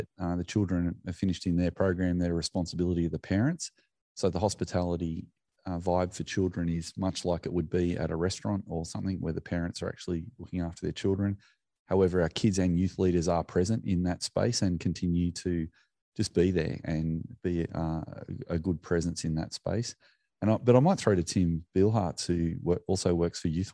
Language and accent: English; Australia; as Australians